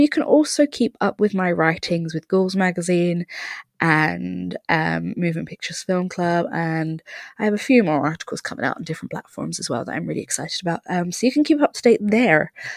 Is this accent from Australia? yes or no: no; Ireland; us being Irish